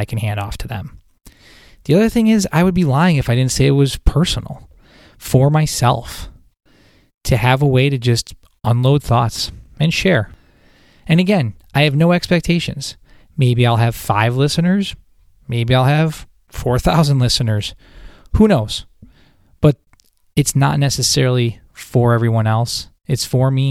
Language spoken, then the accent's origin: English; Buffalo, New York, United States; now in Syracuse, United States; I'm originally from Buffalo, New York. I now live in Syracuse, New York.